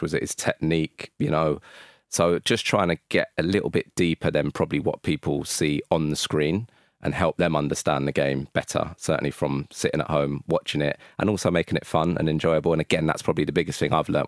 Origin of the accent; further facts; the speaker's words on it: London, United Kingdom; I'm from North London